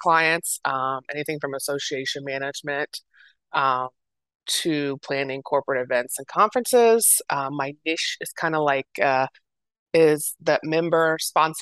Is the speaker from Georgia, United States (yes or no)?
no; Dayton, Ohio, United States; moved away as an adult; now in Columbus, United States; I'm originally from the Dayton area, which is like an hour west of Columbus, but I've been in Columbus for over 20 years